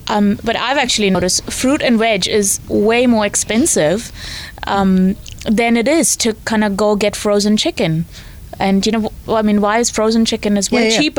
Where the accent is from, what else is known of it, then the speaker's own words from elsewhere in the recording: India; now in New Zealand; so I'm obviously not born in New Zealand. I came here from India.